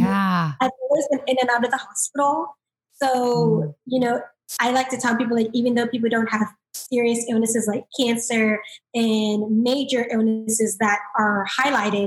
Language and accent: English; South Florida, United States; I'm from South Florida